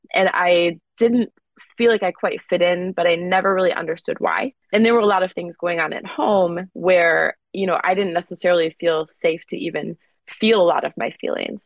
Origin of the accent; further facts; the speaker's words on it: Wisconsin, United States; I grew up in Wisconsin